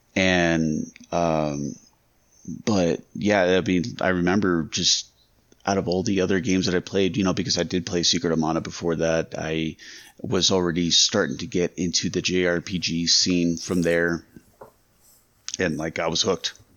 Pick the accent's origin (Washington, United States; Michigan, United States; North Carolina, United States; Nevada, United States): Nevada, United States; Las Vegas; I grew up in Vegas